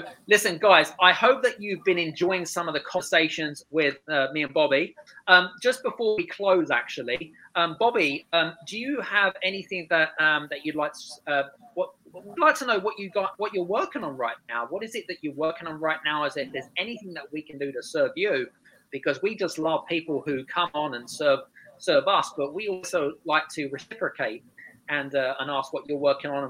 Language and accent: English; United Kingdom; She is from a very different culture, Scandinavian, and I'm British, which are very different cultures, by the way.